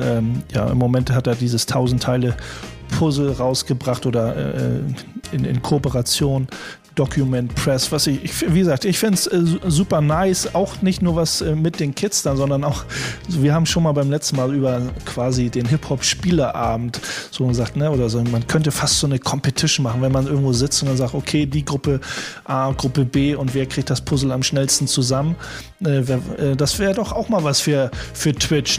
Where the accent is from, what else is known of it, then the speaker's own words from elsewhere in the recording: Hamburg, Germany; als Hamburger